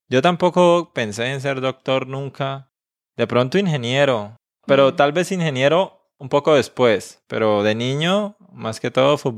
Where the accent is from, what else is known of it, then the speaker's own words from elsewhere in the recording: Suaita, Santander, Colombia; born there; now in Bucaramanga, Colombia; Bueno, pues yo nací en un pueblo, en un pequeño pueblo que se llama Suaita, en el departamento de Santander, que es el mismo departamento donde vivo hoy día. Solo que ahora vivo en la capital del departamento